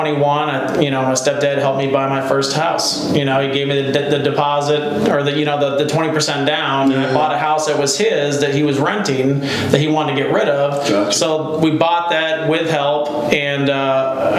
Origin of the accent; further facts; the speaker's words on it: Elsah, Illinois, United States; we grew up in a small town called Elsa, Illinois